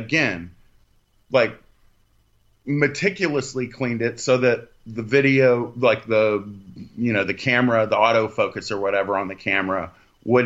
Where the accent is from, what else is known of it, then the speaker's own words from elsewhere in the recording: Texas, United States; I'm from Texas